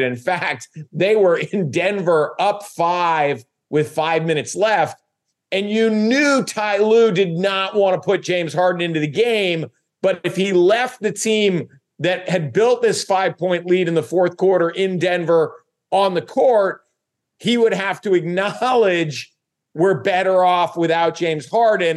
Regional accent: U.S. Virgin Islands; moved away; I grew up in St. Thomas in the Virgin Islands.

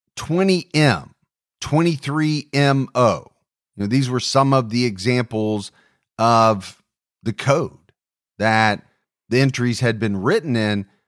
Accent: Ohio, United States; my home state of Ohio

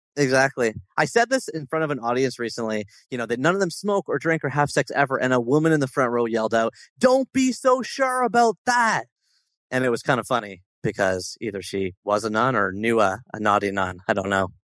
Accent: Toronto, Ontario, Canada; my hometown of Toronto

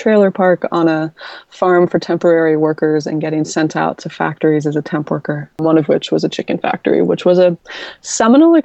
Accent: Virginia, United States; I grew up in Virginia.

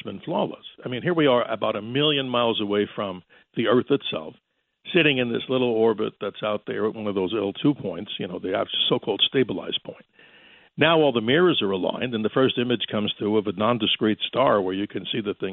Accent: New York, United States; growing up in New York, listening to WABC

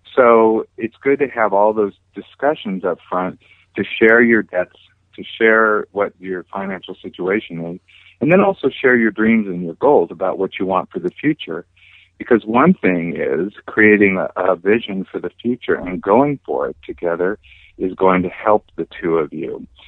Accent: California, United States; also born or lived in Hawaii; my family moved back over here to California, and I grew up here on the beach

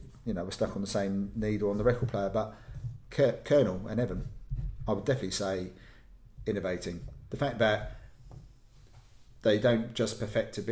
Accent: London, United Kingdom; I'm a Londoner by birth, I work in London

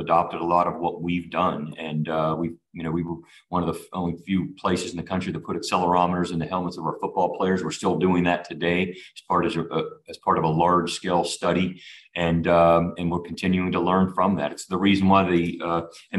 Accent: Latrobe, Pennsylvania, United States; I grew up in Latrobe, Pennsylvania

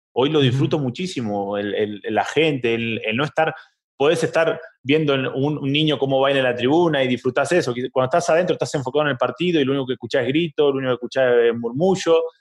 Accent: Argentina; somos de Argentina y vivimos eh, en, barrios donde conoces gente que pertenece a una hinchada

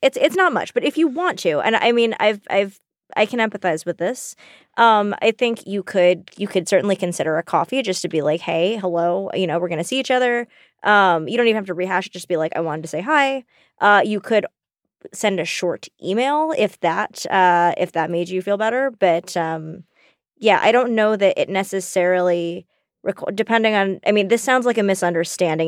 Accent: the South, United States; We grew up in the South

